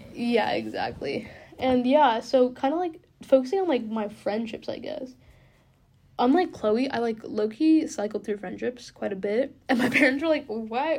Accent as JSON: {"language": "English", "town": "Bellevue", "region": "Washington", "country": "United States", "tie": "born or raised there", "moved": "as an adult", "said": "I grew up in Bellevue, which is like twenty minutes east of Seattle"}